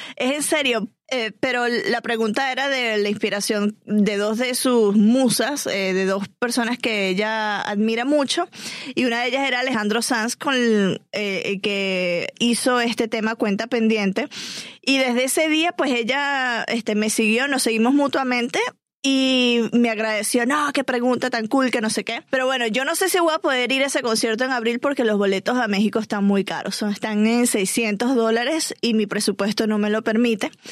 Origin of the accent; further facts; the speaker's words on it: Venezuela; yo como venezolana